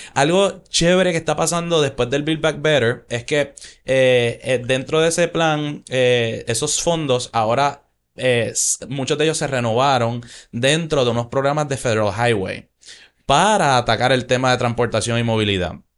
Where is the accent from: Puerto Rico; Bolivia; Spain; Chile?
Puerto Rico; moved away; Cuando yo me mudé de Puerto Rico